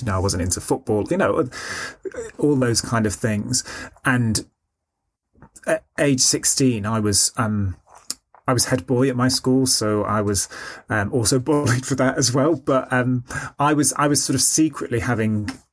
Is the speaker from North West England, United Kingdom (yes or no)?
yes; Stockport, North West England, United Kingdom; I grew up in Stockport, which is um, a, uh, a, a medium sized town in Greater Manchester